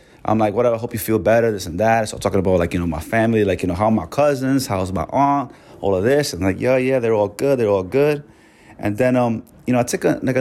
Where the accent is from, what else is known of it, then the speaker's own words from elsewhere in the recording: New York City, New York, United States; I'm born and raised in New York